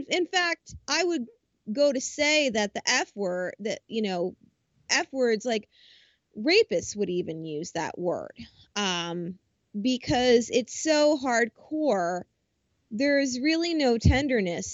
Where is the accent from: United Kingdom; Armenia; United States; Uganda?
United States; New Jersey; I'm from Jersey